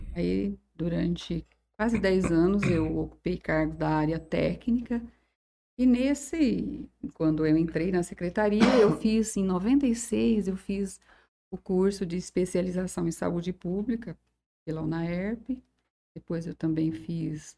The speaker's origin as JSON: {"language": "Portuguese", "town": "Jales", "region": "São Paulo", "country": "Brazil", "tie": "born or raised there", "said": "Eu nasci aqui em Jales, assim, nasci na zona rural de Jales"}